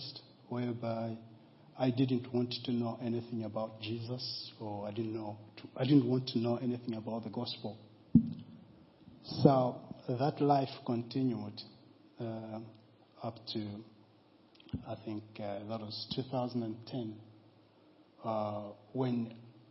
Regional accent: Malawi; now in Guernsey; I was born in Malawi

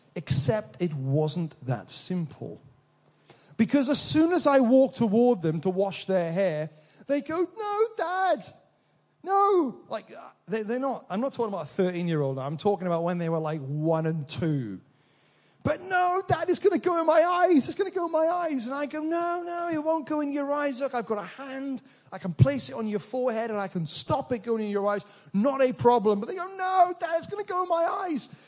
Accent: Wales, United Kingdom; in this little village I grew up in Wales

